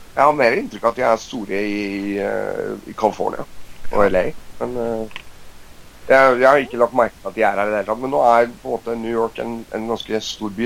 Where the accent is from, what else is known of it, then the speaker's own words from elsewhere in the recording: Norway; vi er nordmenn